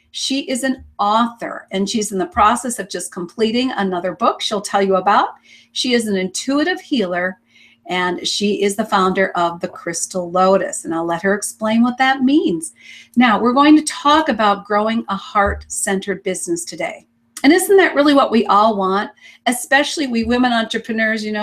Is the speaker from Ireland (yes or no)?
no; Sweden; moved away as an adult; now in Canada; I, I was born in Sweden uh, to an academic family